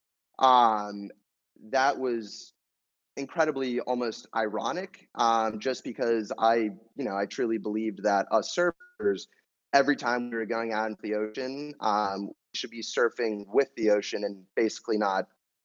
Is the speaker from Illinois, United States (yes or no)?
no; New York, United States; moved away as an adult; now in California, United States; grew up in New York, playing a lot of hockey, ice hockey